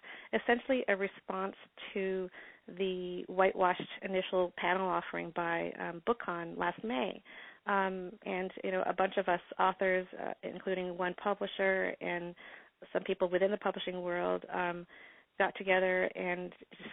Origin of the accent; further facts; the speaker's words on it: upstate New York, United States; I grew up in upstate New York